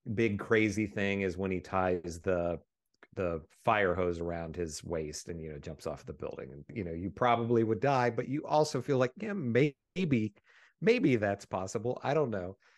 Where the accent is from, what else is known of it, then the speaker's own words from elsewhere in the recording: West Virginia, United States; we grew up in West Virginia